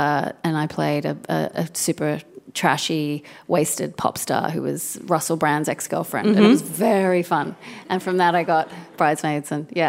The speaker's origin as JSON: {"language": "English", "town": "Sydney", "region": "New South Wales", "country": "Australia", "moved": "yes", "lives_now": "Brooklyn, United States", "said": "I am from Sydney."}